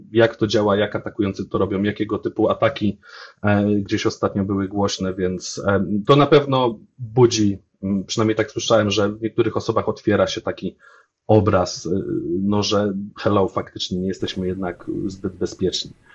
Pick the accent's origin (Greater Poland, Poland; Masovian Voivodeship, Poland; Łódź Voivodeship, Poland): Łódź Voivodeship, Poland; Łódź; jestem z Łodzi